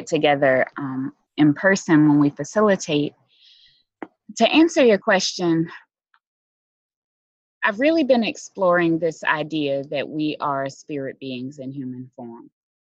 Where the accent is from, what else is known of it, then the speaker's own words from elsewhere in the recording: Philadelphia, Pennsylvania, United States; I was born and raised in Philly